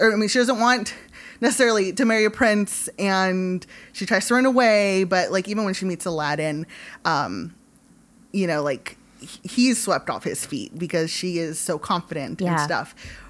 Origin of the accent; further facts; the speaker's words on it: Hawthorne, California, United States; I grew up in like Hawthorne. I grew up in like the South Bay